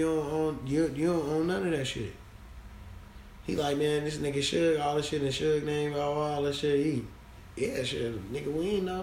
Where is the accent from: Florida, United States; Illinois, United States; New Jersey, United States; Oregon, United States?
Illinois, United States; Chicago; I'm from Chicago